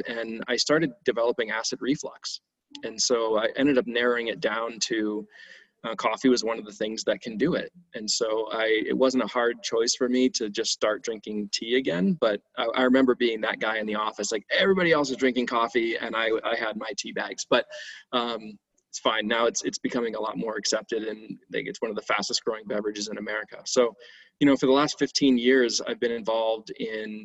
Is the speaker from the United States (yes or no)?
yes; Cleveland, Ohio, United States; I grew up in Cleveland, Ohio